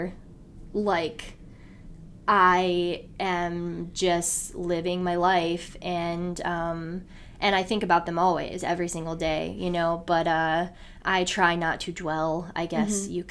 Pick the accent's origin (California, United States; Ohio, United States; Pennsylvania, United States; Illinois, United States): Ohio, United States; Elyria; moved away as an adult; now in Cleveland, United States; we're originally from Elyria